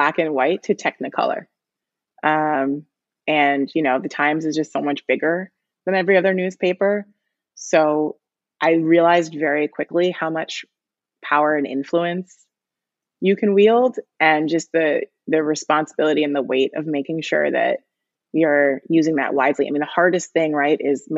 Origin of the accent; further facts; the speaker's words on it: New York City, New York, United States; also born or lived in Michigan; I grew up reading the Times. It's my hometown newspaper.